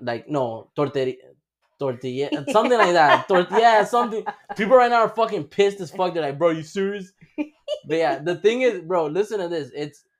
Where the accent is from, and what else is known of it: Honduras